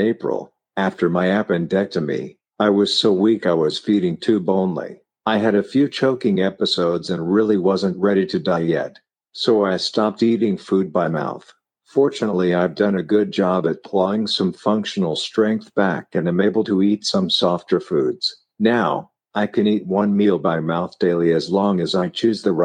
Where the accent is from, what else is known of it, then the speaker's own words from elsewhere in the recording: Denver, Colorado, United States; also born or lived in Flint, Michigan / Burlington, Vermont; We had moved from Flint to Denver and food was noticeably different. Growing up in the Midwest, meat and potatoes was standard